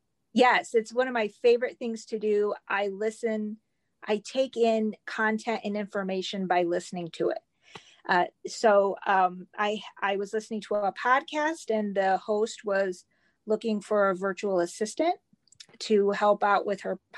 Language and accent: English; Northern Indiana, United States; moved away as an adult; also born or lived in Memphis, Tennessee; I'm originally from Northern Indiana. I was born and raised here